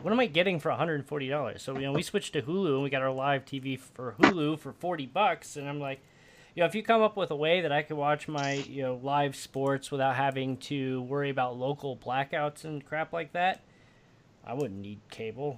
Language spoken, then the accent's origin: English; Midwest, United States; also born or lived in Chicago; I'm from the Midwest. I lived in Chicago for almost ten years.